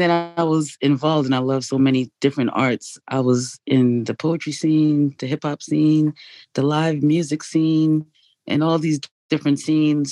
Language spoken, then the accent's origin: English; New Jersey, United States; moved away as an adult; also born or lived in England / Jamaica; now in Baltimore, United States; I'm Jamaican, born in England, raised in Jersey.